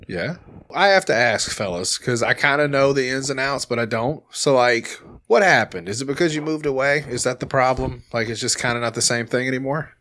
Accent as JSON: {"language": "English", "town": "Little Rock", "region": "Arkansas", "country": "United States", "said": "I'm from Little Rock. Like, we're a pretty mixed bag here"}